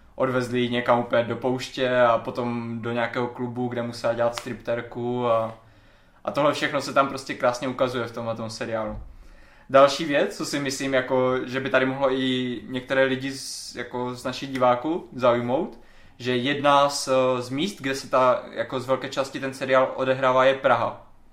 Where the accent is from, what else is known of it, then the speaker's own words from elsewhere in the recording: Czechia; first language Czech; náš rodný jazyk